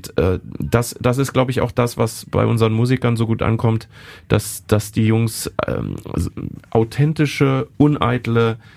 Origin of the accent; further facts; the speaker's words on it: Bonn, North Rhine-Westphalia, Germany; wir dann jetzt hier als Bonner quasi als feindliche Übernahme in die Stadt Köln einfallen.